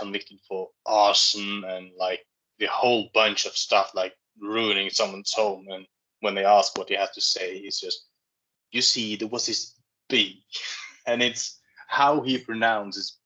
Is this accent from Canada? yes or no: no; Norway